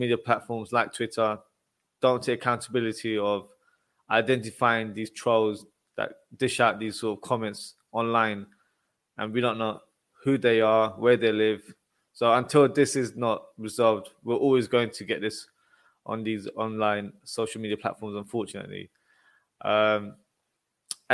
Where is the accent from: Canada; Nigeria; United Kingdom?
United Kingdom; England; I'm from England